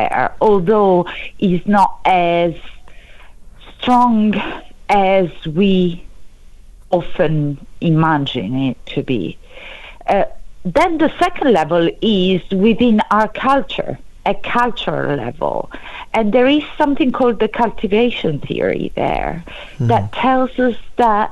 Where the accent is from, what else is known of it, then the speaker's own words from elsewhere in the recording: Italy; accent: Italian; English is a second language; moved away; I think it's quite clear that I'm Italian, for example, as due to my accent. So I can use my Italian roots